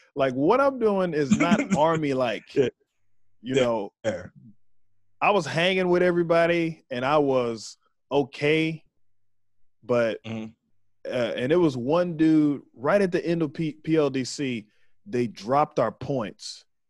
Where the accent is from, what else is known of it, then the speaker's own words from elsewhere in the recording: Waco, Texas, United States; moved away; I'm from Waco. So I'm from right there